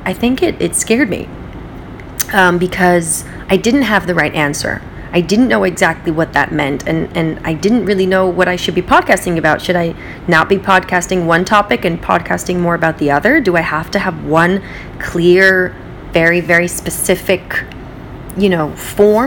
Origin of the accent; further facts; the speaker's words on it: West Coast, United States; also born or lived in Israel; now in New York, United States; I live in New York, I grew up on the West Coast, I lived in Israel